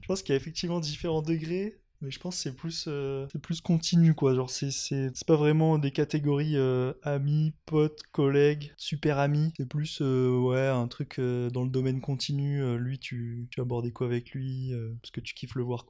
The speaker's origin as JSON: {"language": "French", "town": "Nice", "region": "Provence-Alpes-Côte d'Azur", "country": "France", "moved": "as an adult", "lives_now": "Lyon, France", "said": "Je viens de Nice. Ça fait euh, à peu près 9 ans que je suis à Lyon"}